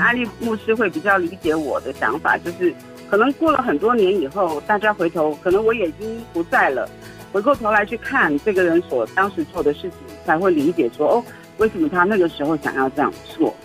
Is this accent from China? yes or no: no; Taiwan; 我是来自大安溪流域的泰雅族